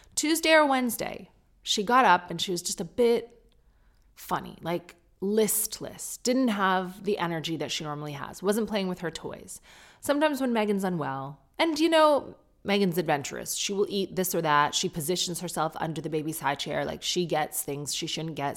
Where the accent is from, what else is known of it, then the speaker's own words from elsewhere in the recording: United Kingdom; I'm British